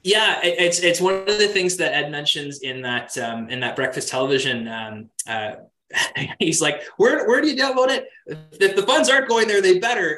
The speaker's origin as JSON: {"language": "English", "town": "Kingston", "region": "Ontario", "country": "Canada", "tie": "born or raised there", "said": "I'm from Kingston. Um, I went to the same high school um, as uh, as the band"}